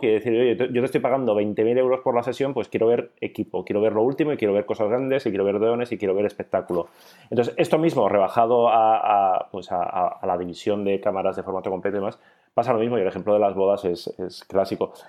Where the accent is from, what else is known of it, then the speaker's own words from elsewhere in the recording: Bilbao, Basque Country, Spain; soy de Bilbao